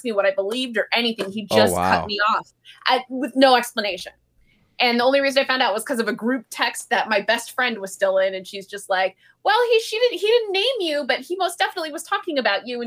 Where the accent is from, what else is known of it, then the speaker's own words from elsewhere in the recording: San Francisco, California, United States; also born or lived in Silicon Valley; I grew up in San Francisco.